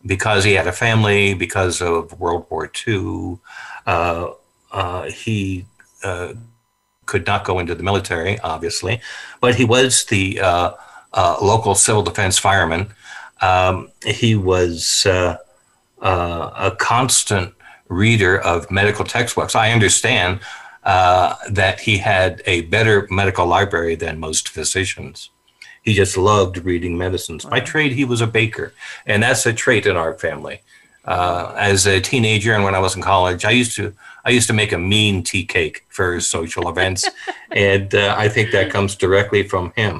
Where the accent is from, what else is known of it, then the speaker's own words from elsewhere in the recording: San Francisco, California, United States; I grew up in San Francisco on 24th Street